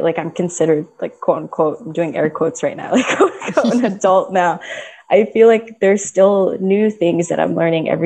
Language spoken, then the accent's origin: English; Florida, United States; also born or lived in Philippines; I was born in the Philippines, and then I immigrated with my parents when I was like 3 years old. So I was very, very young. We moved to Florida.